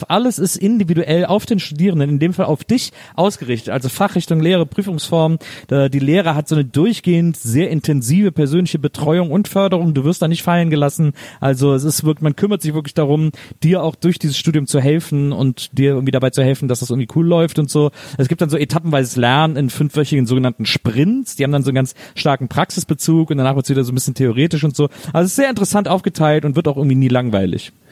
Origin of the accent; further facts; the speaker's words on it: Cologne, North Rhine-Westphalia, Germany; Ich weiß, als Kölner kann ich ja sagen, dass, dass Leute immer mögen, wenn man ihren Dialekt so nachmacht, wenn man den nicht so richtig kann.